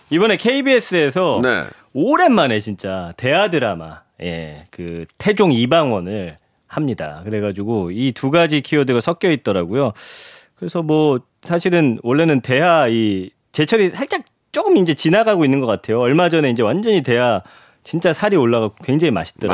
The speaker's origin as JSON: {"language": "Korean", "region": "Daejeon", "country": "South Korea", "tie": "born or raised there", "said": "제가 이제 고향이 대전인데"}